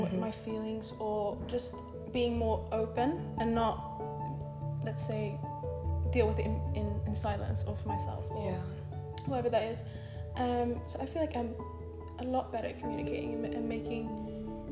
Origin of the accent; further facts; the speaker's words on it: Stockholm, Stockholm County, Sweden; moved away as an adult; I'm from Sweden. I'm from Stockholm. That's where I was born and raised.